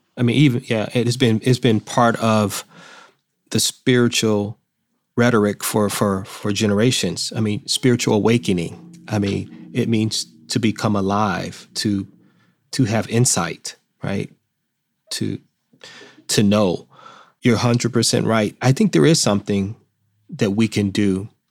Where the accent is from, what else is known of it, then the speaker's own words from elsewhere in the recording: Detroit, Michigan, United States; I'm from Detroit, I was born in Detroit